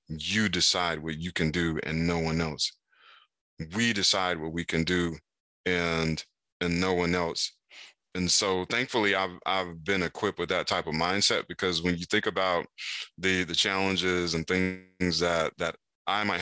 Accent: Raleigh, North Carolina, United States; In Raleigh, North Carolina

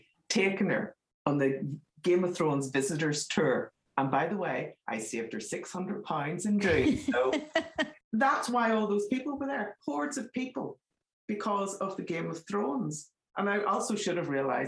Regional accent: Northern Ireland, United Kingdom; accent: Northern Ireland; moved away; I'm from Northern Ireland, as my accent gives me away

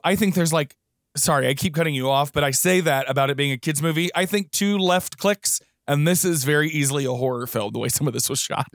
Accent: Houston, Texas, United States; I grew up in Houston

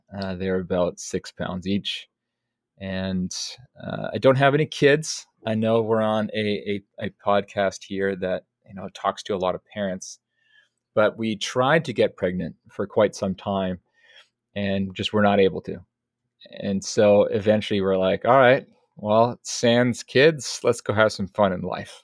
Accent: Pacific Northwest, United States; I'm from the Pacific Northwest

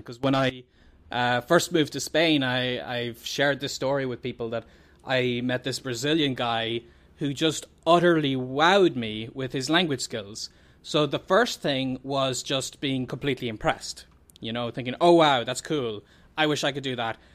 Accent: Ireland; the …

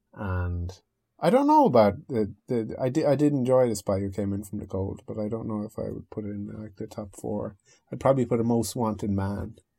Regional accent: the Northwest of Ireland, Ireland; also born or lived in United Kingdom; I'm from the Northwest, is like, is that, and it, they, they say it's like Southern Ireland

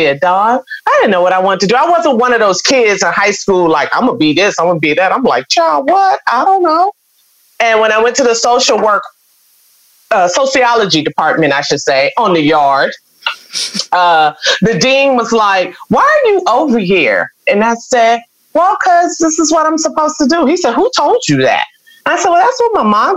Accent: Chicago, Illinois, United States; moved away; also born or lived in Houston, Texas; I was born in Chicago

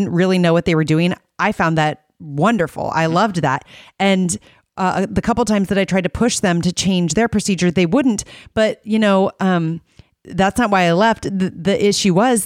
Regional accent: Iowa, United States; I'm a photographer from Iowa

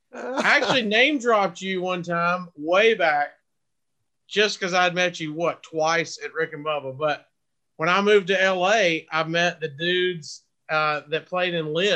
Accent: Alabama, United States; moved away as an adult; also born or lived in Los Angeles; he was like, where are you from? I'm like, Alabama.

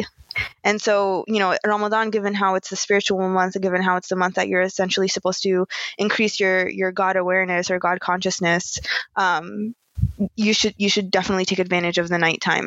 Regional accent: United States; growing up in America as Muslim

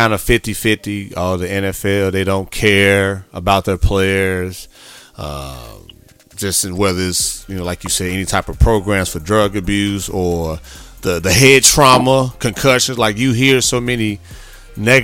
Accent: Midwest, United States; moved away as an adult; also born or lived in Corpus Christi, Texas; Growing up in the Midwest

